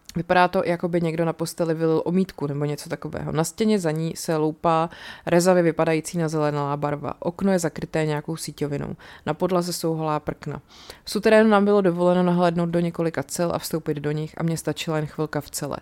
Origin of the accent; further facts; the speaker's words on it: Czechia; asi jako průměrný Čech